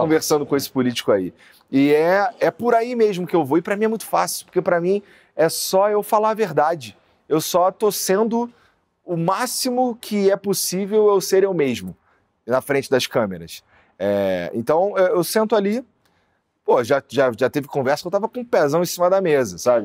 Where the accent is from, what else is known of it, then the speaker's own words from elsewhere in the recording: Rio de Janeiro, Brazil; accent: carioca; moved away as an adult; also born or lived in Curitiba; eu sou da Zona Norte do Rio de Janeiro. Eu morava ali, morei a maior parte da minha vida no Rocha.